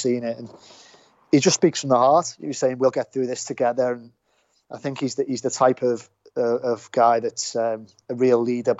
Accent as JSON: {"language": "English", "town": "Liverpool", "region": "North West England", "country": "United Kingdom", "said": "West Derby"}